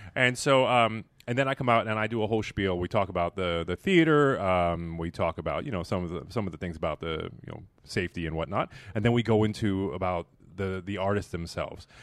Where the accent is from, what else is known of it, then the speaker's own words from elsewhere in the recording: Miami, Florida, United States; moved away as an adult; also born or lived in Belize; now in Pittsburgh, United States; being from Miami